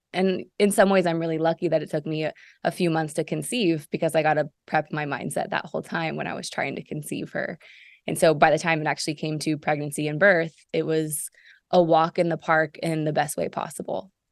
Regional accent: Seattle, Washington, United States; moved away as an adult; also born or lived in Chicago / Israel; Originally from Seattle. Uh, moved away from Seattle when I was eighteen

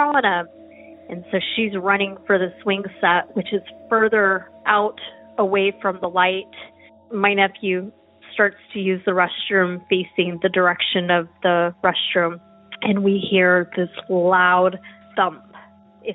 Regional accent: Roswell, New Mexico, United States; now in Texas, United States; I'm originally from Roswell, New Mexico, and so I'm not a stranger to strange things.

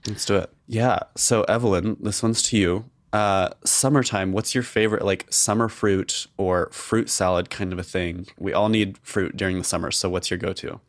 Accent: outside of Boise, Idaho, United States; I grew up outside of Boise

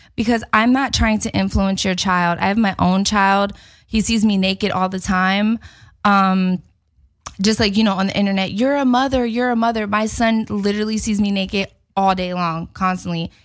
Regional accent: Philadelphia, Pennsylvania, United States; moved away; I'm in Philly. I'm in my hometown

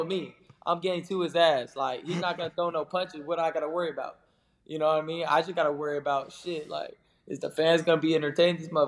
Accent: Southern California, United States; growing up in Southern California

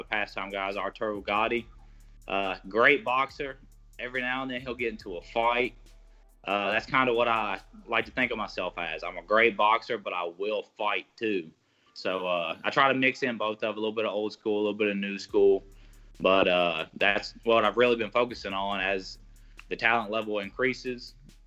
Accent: Cheatham County, Tennessee, United States; I'm originally from Cheatham County, Tennessee

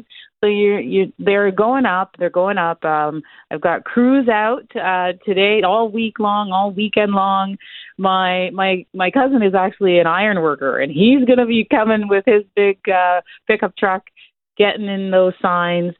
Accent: Toronto, Ontario, Canada; I grew up in Scarborough too

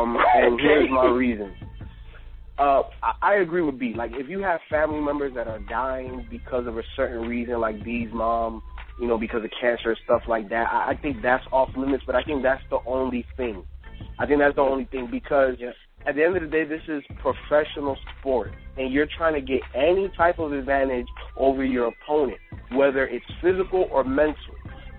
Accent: Chicago, Illinois, United States; You know, and you know, I'm from Chicago

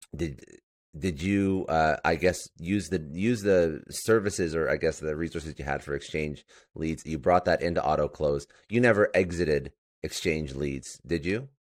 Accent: Toronto, Ontario, Canada; now in Fort Lauderdale, United States

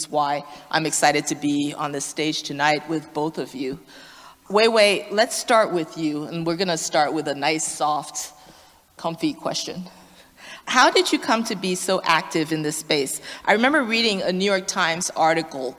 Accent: Liberia; moved away; I'm originally from Liberia

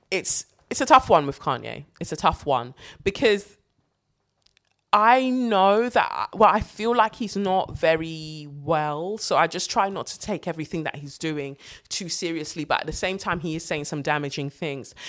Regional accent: London, United Kingdom; as a black British girl, like as a Londoner

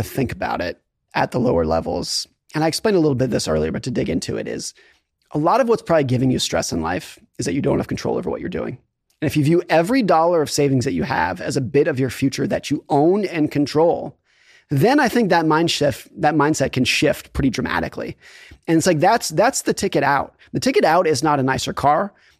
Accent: Lake Tahoe, California, United States; So I grew up skiing in Lake Tahoe, California, and I was a competitive ski racer.

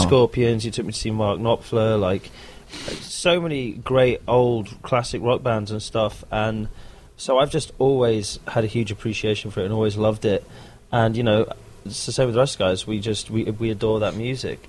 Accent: London, United Kingdom; That's my hometown, London. I'm from London

